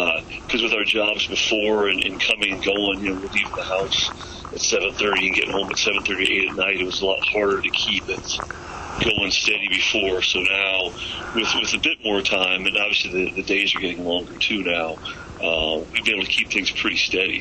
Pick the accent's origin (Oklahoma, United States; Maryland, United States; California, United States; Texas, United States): California, United States; Santa Monica; growing up in Santa Monica